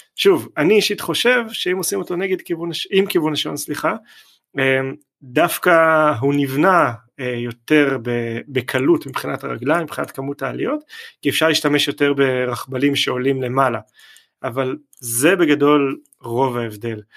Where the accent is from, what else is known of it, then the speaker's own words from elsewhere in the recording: Israel; אנחנו כישראלים